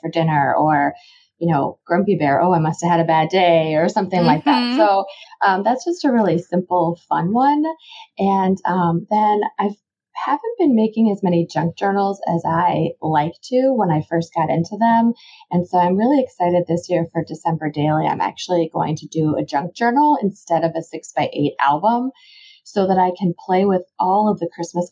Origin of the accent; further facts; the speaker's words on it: Illinois, United States; also born or lived in Baltimore, Maryland; I actually moved into Illinois when I was starting fourth grade